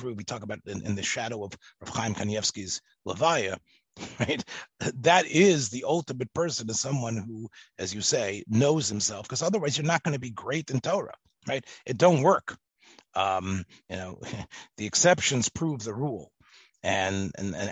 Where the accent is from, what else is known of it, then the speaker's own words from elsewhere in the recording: Memphis, Tennessee, United States; growing up in Memphis, Tennessee, and being in America, and being like Yiddish and English together